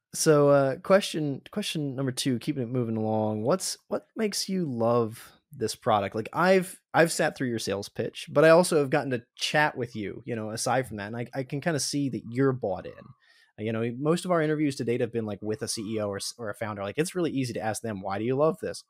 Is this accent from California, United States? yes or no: no; Pennsylvania, United States; We're both from Pennsylvania, Josh